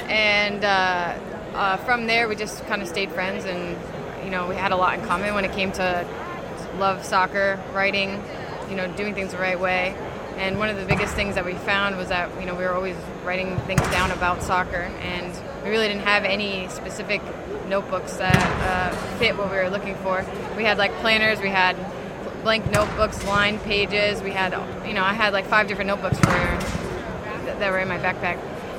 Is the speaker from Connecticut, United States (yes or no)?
yes; North Haven, Connecticut, United States; I was just cut off. I'm from North Haven, Connecticut.